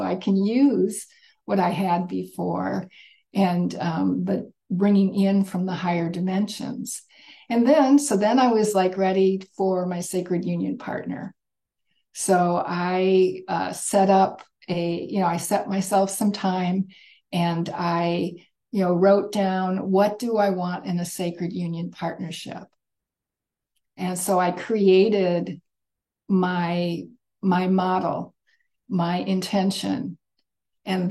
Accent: Michigan near Detroit, United States; I grew up in Michigan near Detroit

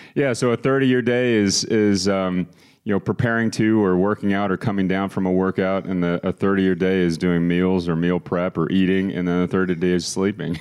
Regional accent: Austin, Texas, United States; moved away as an adult; also born or lived in Boston, Massachusetts; now in San Antonio, United States; I was born in Boston, as was, uh, all of my family, and my father's job moved us to Austin, Texas, when I was three years old. Grew up there, went to high school there

